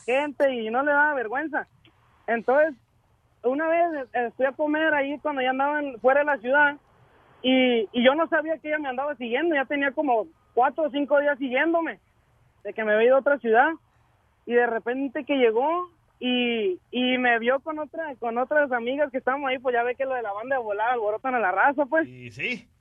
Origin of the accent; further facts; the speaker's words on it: Mazatlán, Sinaloa, Mexico; now in Phoenix, United States; yo soy de Mazatlán, Sinaloa